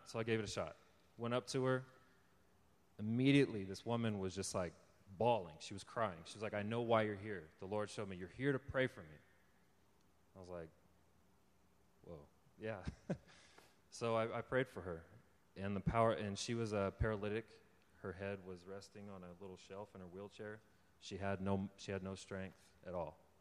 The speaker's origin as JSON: {"language": "English", "region": "California", "country": "United States", "tie": "born or raised there", "also_born_or_lived": "Texas / Oklahoma", "said": "came to California when I was seven years old. And I've lived here ever since."}